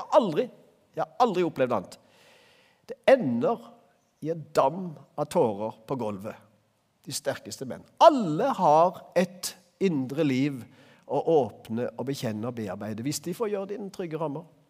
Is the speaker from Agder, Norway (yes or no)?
yes; Øvrebø, Agder, Norway; Øvrebø, der jeg vokste opp